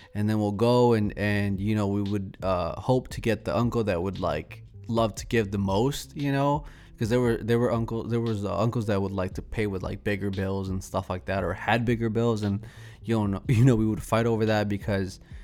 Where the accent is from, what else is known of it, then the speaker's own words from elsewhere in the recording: Celaya, Guanajuato, Mexico; now in Chicago, United States; I'm from Celaya, Guanajuato, so shout out to all my people from Guanajuato